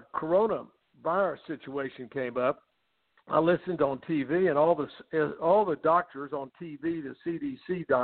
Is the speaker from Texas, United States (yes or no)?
yes; Houston, Texas, United States; I'm from Houston, Texas. I have Hoetze Health and Wellness Center here